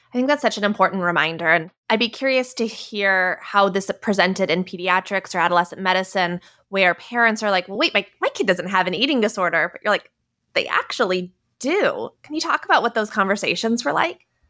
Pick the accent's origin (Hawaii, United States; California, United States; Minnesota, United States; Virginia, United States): Minnesota, United States; I grew up in Minnesota